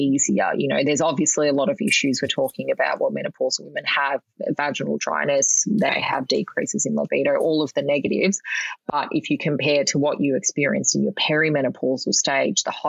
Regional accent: Melbourne, Victoria, Australia; I grew up in Melbourne

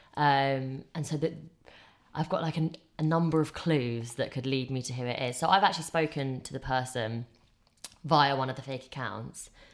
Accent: England, United Kingdom; I grew up in England

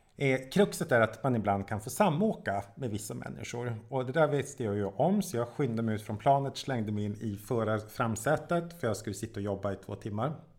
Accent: Jokkmokk, Norrbotten County, Sweden; moved away; jag kommer ju från Jokkmokk

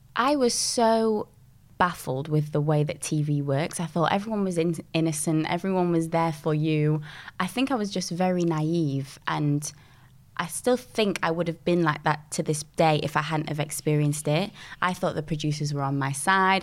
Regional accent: Dinnington, Yorkshire and the Humber, United Kingdom; I grew up in a small little village called Dinnington and um, that's in Sheffield.

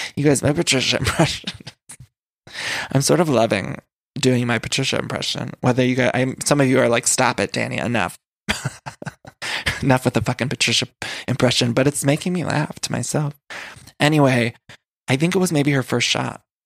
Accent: outside of Cleveland, Ohio, United States; I'm from outside of Cleveland, Ohio

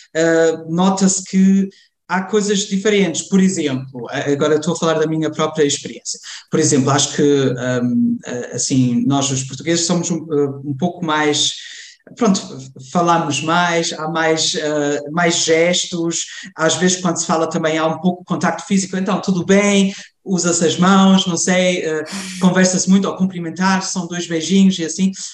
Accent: Cologne, North Rhine-Westphalia, Germany; cresci, cresci e nasci na Alemanha

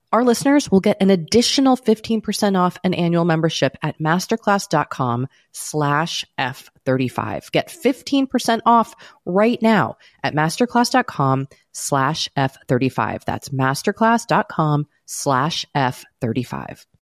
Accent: Massachusetts, United States; I'm from Massachusetts

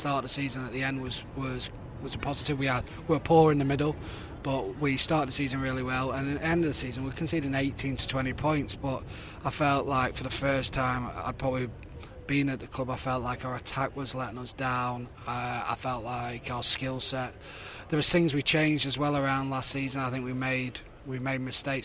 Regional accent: the North of England, United Kingdom; as a Northerner

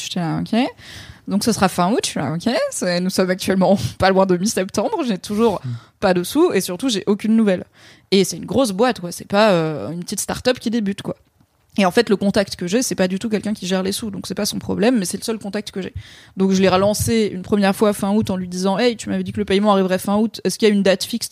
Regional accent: Valence, Auvergne-Rhône-Alpes, France; now in Paris, France; quand j'étais ado dans la Drôme

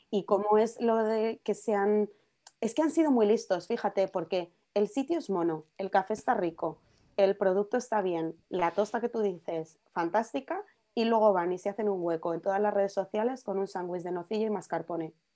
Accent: Madrid, Community of Madrid, Spain; con mi madre cuando era pequeña iba a una en Puerta de Toledo

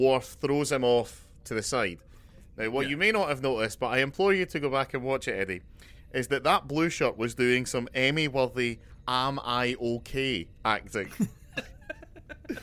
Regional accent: Scotland, United Kingdom; as a Scotsman

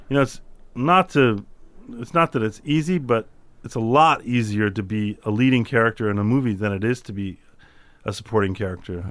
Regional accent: Chicago, Illinois, United States; I'm from Chicago

